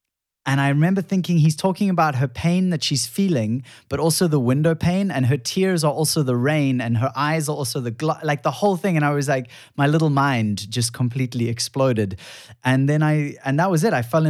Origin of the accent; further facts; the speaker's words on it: Cape Town, Western Cape, South Africa; So I grew up in Cape Town, but surfing a lot.